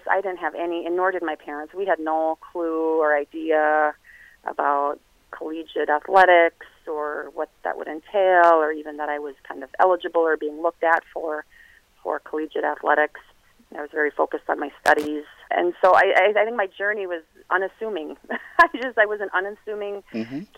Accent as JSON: {"language": "English", "town": "Brooklyn Park", "region": "Minnesota", "country": "United States", "tie": "born or raised there", "said": "I grew up in Brooklyn Park, Minnesota"}